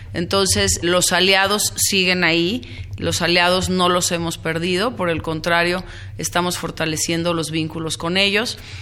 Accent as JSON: {"language": "Spanish", "country": "Mexico", "moved": "yes", "lives_now": "Los Angeles, United States", "said": "quiénes somos los mexicanos en Los Ángeles"}